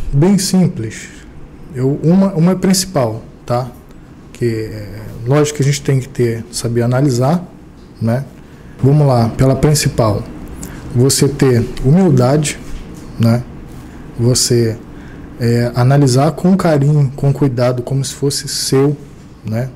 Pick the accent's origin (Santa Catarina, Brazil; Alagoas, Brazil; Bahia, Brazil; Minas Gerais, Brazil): Minas Gerais, Brazil; Ubá; now in Rio de Janeiro, Brazil; eu sou de Ubar, né? Minha família ela vem de Minas e tudo. Não é, não é a pessoa de fora que está indo para lá, não. Eu estou retornando.